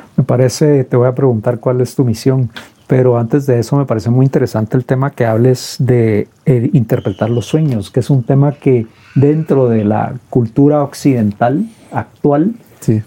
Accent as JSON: {"language": "Spanish", "country": "Guatemala", "said": "como guatemaltecos"}